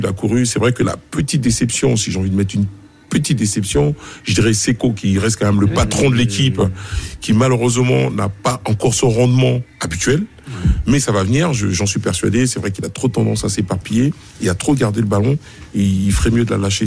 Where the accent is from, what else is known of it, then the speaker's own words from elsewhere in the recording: Côte d’Ivoire; en tant qu'Ivoirien